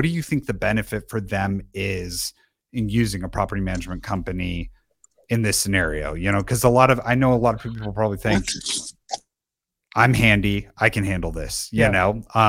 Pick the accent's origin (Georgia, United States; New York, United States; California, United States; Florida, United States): California, United States; Southern; moved away; I grew up in Southern California.